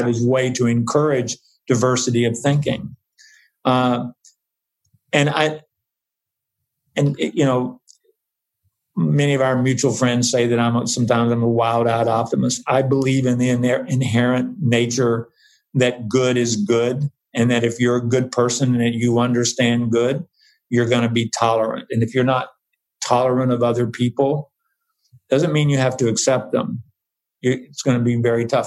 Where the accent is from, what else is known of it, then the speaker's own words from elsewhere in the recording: the South, United States; now in San Francisco, United States; I am from the South